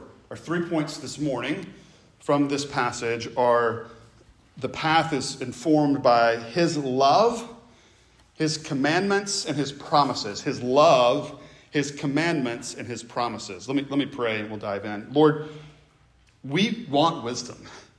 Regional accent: the South, United States; accent: Southern; I grew up in the South. I still have some of the Southern accent. It's not gone altogether.

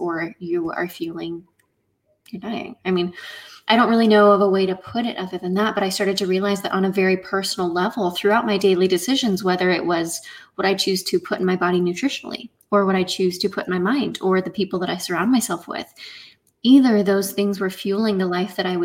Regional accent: Indiana, United States; I am from Indiana in the middle of the U.S.

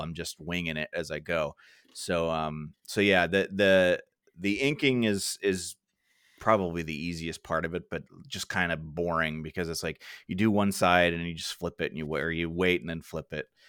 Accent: Ohio, United States; I have a friend over in California that, um, uh, I grew up with in Ohio

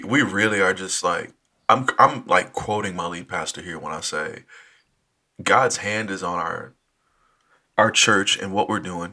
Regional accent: Dallas, Texas, United States; moved away as an adult; now in Minneapolis, United States; was born and raised in Dallas

